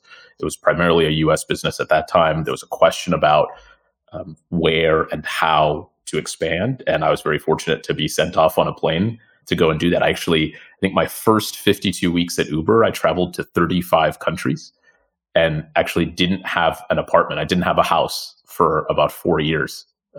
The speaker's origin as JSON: {"language": "English", "town": "San Francisco", "region": "California", "country": "United States", "tie": "born or raised there", "accent": "San Franciscan", "moved": "as an adult", "lives_now": "London, United Kingdom", "said": "You can tell from my accent that I am San Franciscan actually originally. So from the US, born and raised in the Silicon Valley. My parents originally from India, and they moved to the US"}